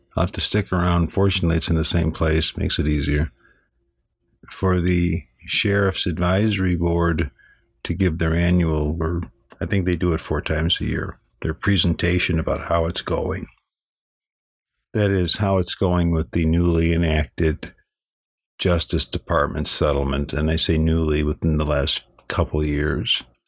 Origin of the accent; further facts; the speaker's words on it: Chicago, Illinois, United States; moved away; I'm from Chicago. I used to walk around that great city as a young man